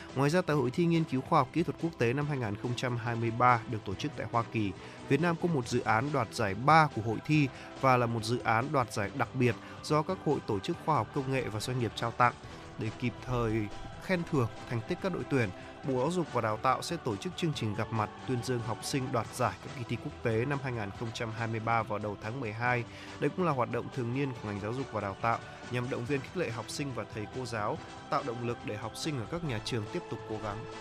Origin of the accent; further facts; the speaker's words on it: the North, Northern Vietnam, Vietnam; Con từ Bắc ra